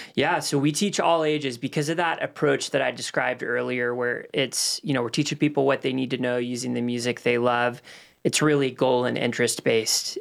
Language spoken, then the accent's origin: English; Los Angeles, California, United States; moved away as an adult; now in Cornelius, United States; Moved to Los Angeles when I was nine months old and, um, lived out there till I was twenty-one